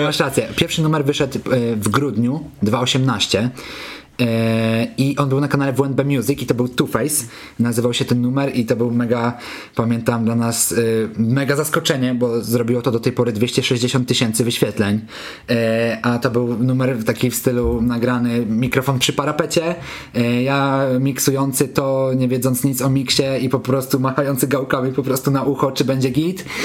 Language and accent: Polish; Kamienna Góra, Lower Silesian Voivodeship, Poland; also born or lived in Wrocław; now in Warsaw, Poland; jestem z Kamiennej Góry, gdzieś tam mieszkałem potem we Wrocławiu, teraz mieszkam w Warszawie